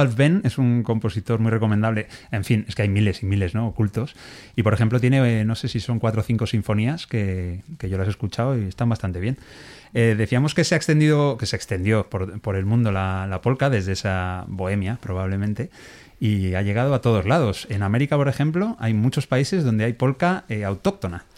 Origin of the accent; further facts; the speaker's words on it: Alcalá de Henares, Community of Madrid, Spain; also born or lived in Navarre; yo nací en Alcalá de Henares